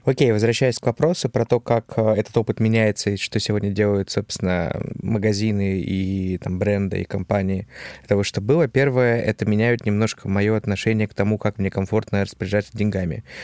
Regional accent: Novosibirsk, Novosibirsk Oblast, Russia; moved away; я из Новосибирска

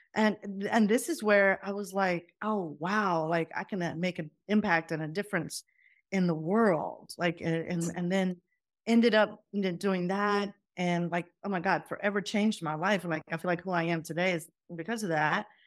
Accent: Doraville, Georgia, United States; accent: southern; first language Punjabi; also born or lived in Faisalabad, Pakistan; I landed in Atlanta, Georgia. and in Atlanta, Georgia, I grew up there

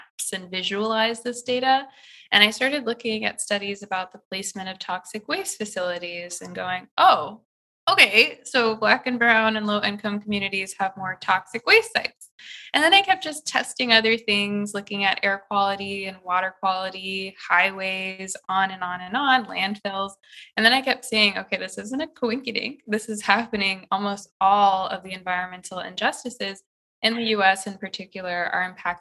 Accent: Midwest, United States; moved away as an adult; now in California, United States; I just knew as a Midwesterner that I wanted to come to California.

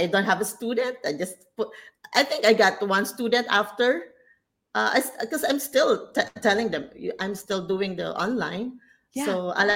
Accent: Philippines; moved away as an adult; now in Malaysia; I'm in Malaysia, but I'm originally from the Philippines

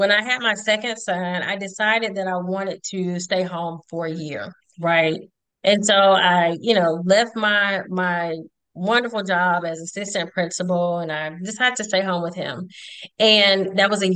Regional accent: Conyers, Georgia, United States; When I grew up in Conyers, Georgia, during the 80s

